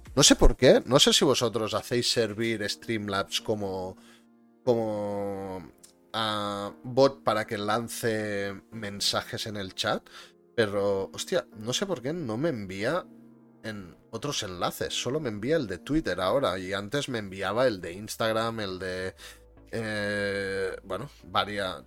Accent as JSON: {"language": "Spanish", "region": "Catalonia", "country": "Spain", "said": "yo también soy catalán"}